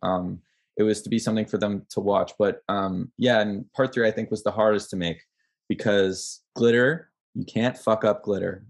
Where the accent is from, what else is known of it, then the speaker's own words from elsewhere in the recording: Ottawa, Ontario, Canada; moved away as an adult; now in Toronto, Canada; I'm from Ottawa, but I live in Toronto because I'm here for school